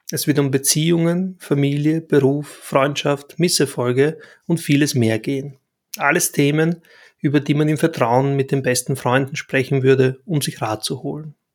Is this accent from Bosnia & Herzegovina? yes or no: yes; Bosnia & Herzegovina; now in Austria; Ich stamme ursprünglich aus Arevo in Bosnien und kam vor fast 30 Jahren als Flüchtling nach Österreich. Heute lebe und arbeite ich als selbstständiger Fotograf, Künstler und Berater für digitale Kommunikation irgendwo zwischen Wien und Paris.